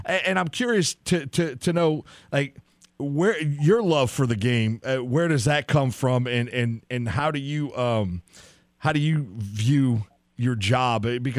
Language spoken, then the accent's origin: English; New Orleans, Louisiana, United States; I grew up in New Orleans.